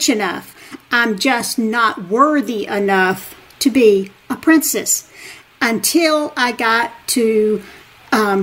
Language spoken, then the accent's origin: English; Montgomery, Alabama, United States; also born or lived in Wetumpka, Alabama; Growing up in the Deep South, I'm from a small town called... I live in Wetumpka, Alabama. Was born in Montgomery, Alabama, which is the capital of Alabama